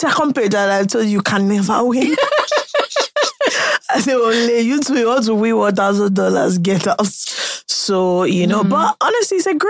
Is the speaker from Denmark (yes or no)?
no; United Kingdom; I'm British